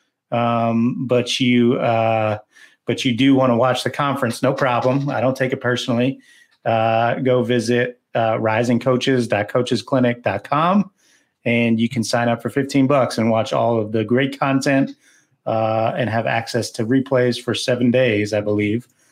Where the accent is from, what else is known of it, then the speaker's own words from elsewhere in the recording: Southern California, United States; I'm from Southern California